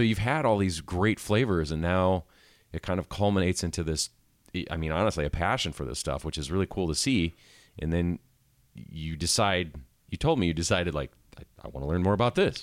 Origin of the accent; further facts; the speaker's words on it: Midwest, United States; now in Asheville, United States; me growing up in the Midwest